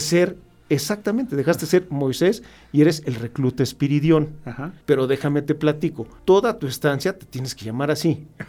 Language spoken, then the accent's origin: Spanish; Mexico; yo soy un mexicano que adora mi país